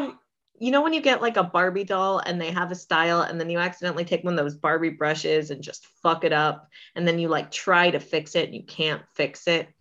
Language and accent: English; St. Petersburg, Florida, United States; also born or lived in Orlando; I was born in South Florida, but grew up in the Saint Pete, Clearwater area